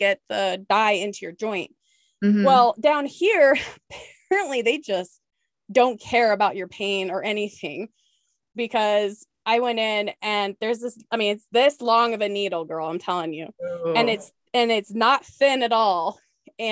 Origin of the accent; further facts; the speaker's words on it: Spokane, Washington, United States; also born or lived in Whidbey Island, Washington; now in El Paso, United States; I'm from the Eastern side. Yeah. Washington, Spokane, right next to Idaho